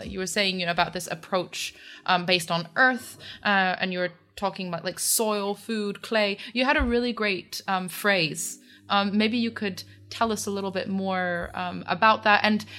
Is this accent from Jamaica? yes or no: no; Geneva, Switzerland; I grew up in Geneva, and actually outside Geneva, and right by a farm.